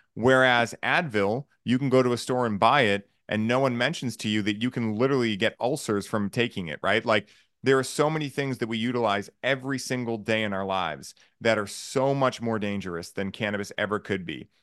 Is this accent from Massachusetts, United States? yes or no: yes; Boston, Massachusetts, United States; I grew up in Boston or south of Boston